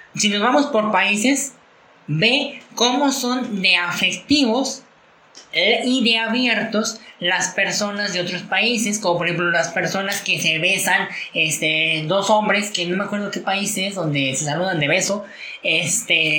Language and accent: Spanish; Mexico; de nuestra sociedad como mexicanos